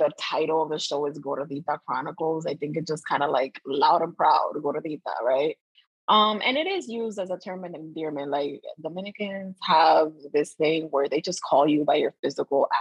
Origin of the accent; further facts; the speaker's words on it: United States; we are American because we were born here